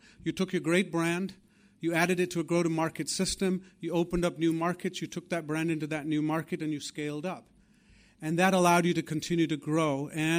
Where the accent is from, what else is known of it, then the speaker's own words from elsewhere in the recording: England, United Kingdom; the wonderful companies and the institutions that I grew up with here in England